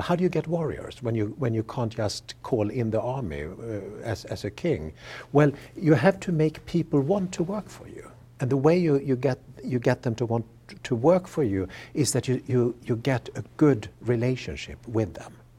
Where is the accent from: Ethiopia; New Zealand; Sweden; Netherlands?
Sweden; moved away; I grew up in Sweden and, uh, you know, elementary school, we learned about these things.